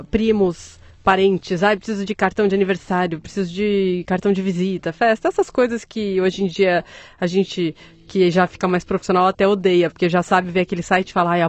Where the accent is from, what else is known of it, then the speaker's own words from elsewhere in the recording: São Paulo, Brazil; born there; São Paulo.